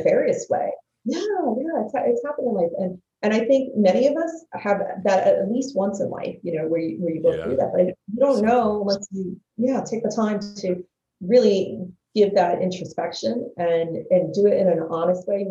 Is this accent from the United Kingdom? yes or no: no; New Jersey, United States; growing up in the North Jersey area